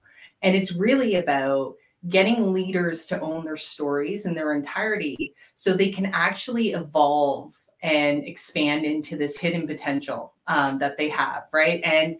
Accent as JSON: {"language": "English", "country": "Canada", "said": "I am Canadian and we are a hockey family."}